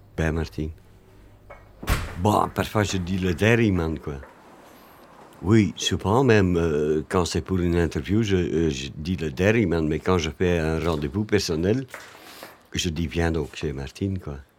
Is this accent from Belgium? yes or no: yes; Flanders, Belgium; now in Brussels, Belgium; je suis né en Flandre, mais je suis un très mauvais flamand